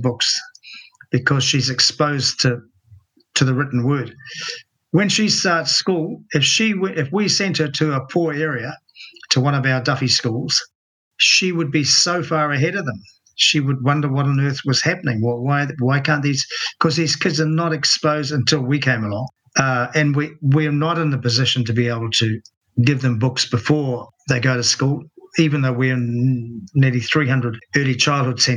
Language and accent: English; Rotorua, Bay of Plenty, New Zealand; my hometown of Rotorua